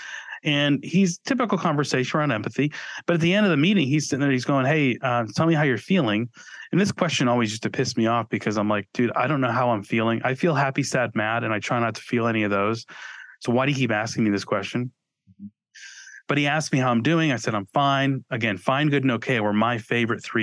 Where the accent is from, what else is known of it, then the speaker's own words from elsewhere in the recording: New England, United States; moved away as an adult; also born or lived in Boston area; now in Austin, United States; Growing up in New England